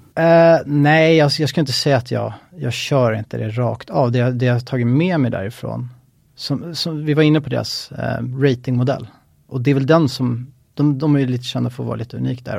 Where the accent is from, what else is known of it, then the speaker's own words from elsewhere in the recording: Stockholm, Stockholm County, Sweden; född och uppvuxen i Stockholm